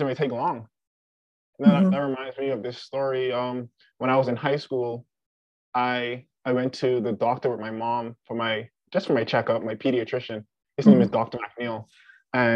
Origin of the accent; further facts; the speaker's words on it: Bahamas; moved away as an adult; now in South Dakota, United States; I am from the Bahamas.